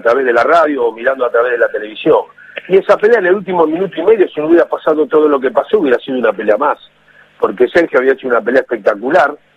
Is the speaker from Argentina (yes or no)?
yes; Avellaneda, Buenos Aires Province, Argentina; also born or lived in Montevideo, Uruguay; cuando me crié con mi abuela en Avellaneda